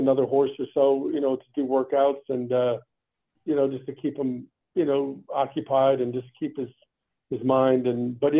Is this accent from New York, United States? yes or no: yes; New York City, New York, United States; also born or lived in Long Island, New York; I kind of grew up in Manhattan and went to school on Long Island